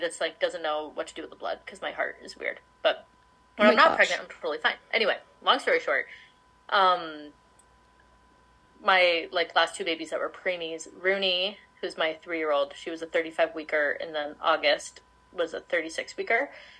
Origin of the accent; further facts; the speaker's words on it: Palm Springs, California, United States; I claim Palm Springs area, California, like as my home, because we moved there right before middle school